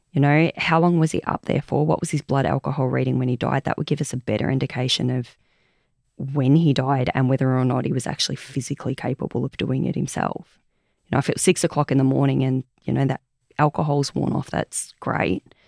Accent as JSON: {"language": "English", "town": "Omeo", "region": "Victoria", "country": "Australia", "tie": "born or raised there", "also_born_or_lived": "Bairnsdale", "said": "I was born in Omeo and Banambra up in the high country. So we're all from that area."}